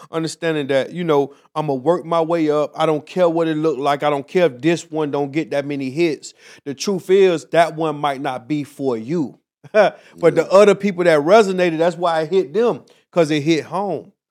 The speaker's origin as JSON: {"language": "English", "town": "Miami", "region": "Florida", "country": "United States", "said": "Miami, Florida."}